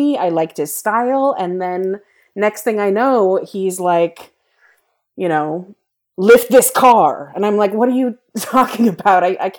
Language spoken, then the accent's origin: English; Nebraska, United States; And he was asking about what it was like growing up in Nebraska, and I hadn't told him that I grew up in Nebraska.